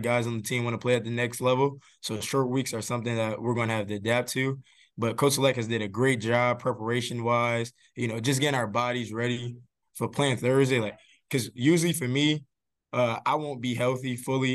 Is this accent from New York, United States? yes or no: yes; Buffalo, New York, United States; I'm from Buffalo, and it gets cold